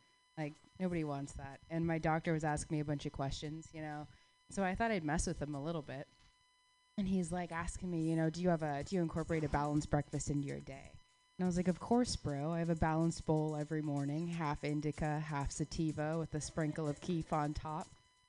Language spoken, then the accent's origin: English; Phoenix, Arizona, United States; I grew up in Phoenix, Arizona, which a lot of you guys know.